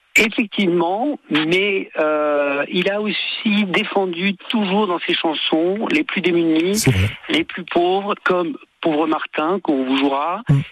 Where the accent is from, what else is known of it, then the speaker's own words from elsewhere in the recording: Tunisia; moved away; je suis d'origine méditerranéenne, mm. puisque je suis né en Tunisie.